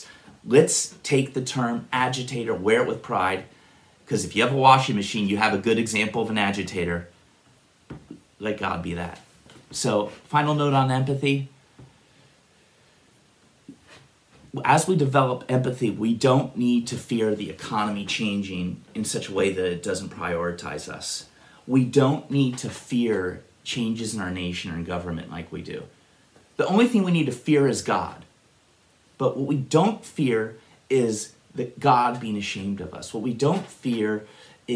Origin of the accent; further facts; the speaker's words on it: Upper Arlington, Ohio, United States; also born or lived in Worthington, Ohio; I grew up in Upper Arlington, Worthington